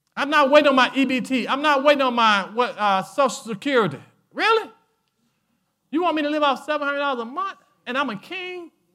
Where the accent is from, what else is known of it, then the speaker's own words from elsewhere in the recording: United States; I was born in America